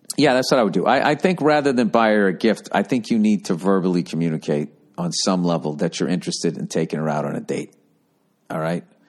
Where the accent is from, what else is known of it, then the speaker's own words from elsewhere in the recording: United States; as an American